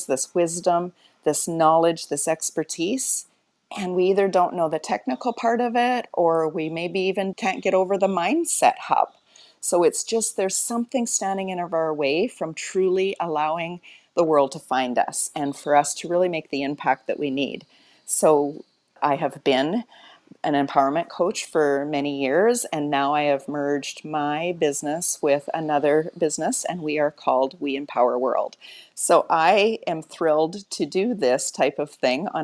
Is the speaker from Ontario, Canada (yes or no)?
no; Alberta, Canada; now in Mexico; I'm actually from Alberta, Canada, currently in Mexico.